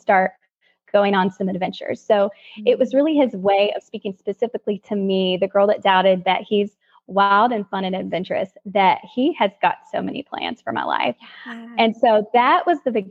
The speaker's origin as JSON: {"language": "English", "region": "North Carolina", "country": "United States", "also_born_or_lived": "Los Angeles", "moved": "as an adult", "said": "we're from North Carolina."}